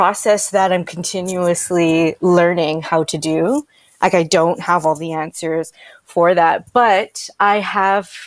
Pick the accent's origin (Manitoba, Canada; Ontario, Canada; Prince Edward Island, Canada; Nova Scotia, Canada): Ontario, Canada; Toronto; moved away as an adult; now in Vancouver, Canada; I'm from Toronto / the GTA originally